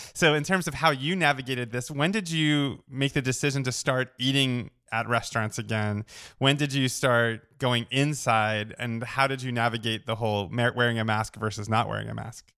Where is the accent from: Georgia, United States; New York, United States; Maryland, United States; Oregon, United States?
New York, United States; Oceanside; moved away; I grew up on Long Island too